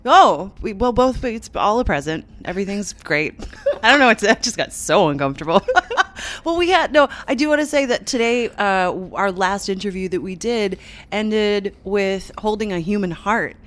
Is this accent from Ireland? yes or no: no; Canada; moved away; I'm Canadian, uh, to, like, touch, to step into my homeland